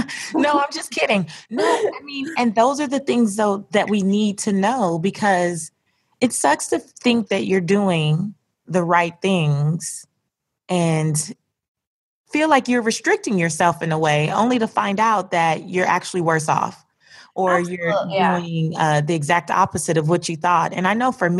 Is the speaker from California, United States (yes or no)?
yes; California, United States; I grew up in California.